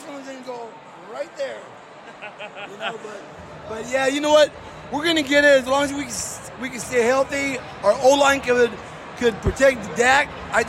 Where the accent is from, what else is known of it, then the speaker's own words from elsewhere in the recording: Southern California, United States; now in Frisco, United States; I'm originally from Southern California. I moved, and I'm here in Texas to stay, baby.